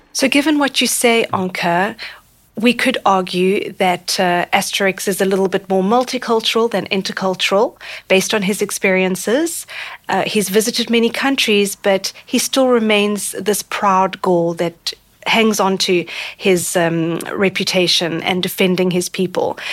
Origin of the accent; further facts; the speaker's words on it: South Africa; now in France; I was introduced to multiculturalism when I was a child growing up in South Africa in the early 1990s